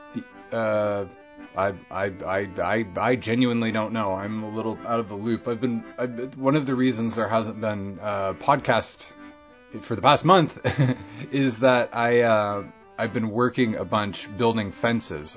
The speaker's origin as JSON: {"language": "English", "town": "Bellingham", "region": "Washington", "country": "United States", "tie": "born or raised there"}